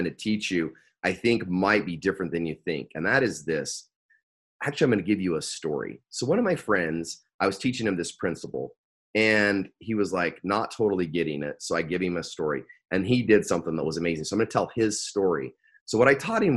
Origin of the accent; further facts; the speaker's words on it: Arco, Idaho, United States; I live in Idaho, raised in Idaho, which sounds really, really crazy. But I grew up in Idaho. And if anybody out there knows a little town called Arco, Idaho, which really is tiny, tiny little town. That's where I was born.